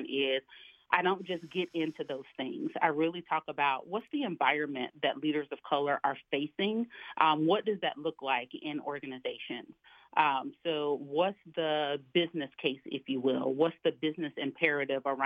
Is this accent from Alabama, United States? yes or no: yes; Alabama, United States; I grew up in Alabama, single parent household